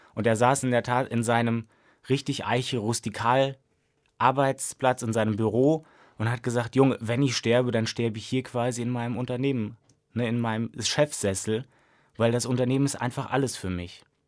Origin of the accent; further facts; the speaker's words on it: Siegen, North Rhine-Westphalia, Germany; moved away as an adult; now in Mainz, Germany; ich komme gebürtig aus Siegen, also habe auch da die Diplomarbeit geschrieben